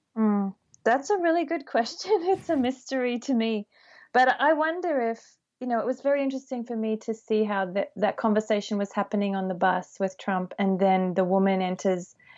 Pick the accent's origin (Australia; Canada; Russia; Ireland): Australia; moved away; growing up in Australia